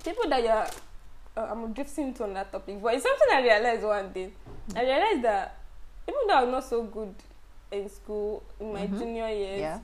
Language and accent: English; Abuja, Federal Capital Territory, Nigeria; I grew up in Abuja with all my friends.